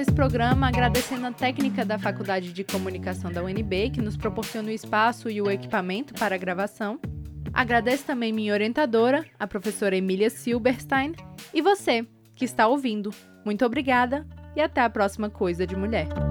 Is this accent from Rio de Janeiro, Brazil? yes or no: no; Brasília, Federal District, Brazil; eu nasci em Brasília e eu estou cursando o meu último semestre no curso de jornalismo pela Universidade de Brasília